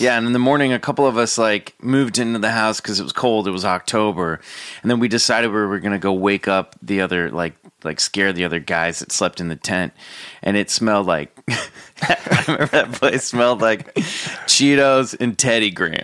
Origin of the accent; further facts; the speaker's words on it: Kansas City, United States; my hometown of Kansas City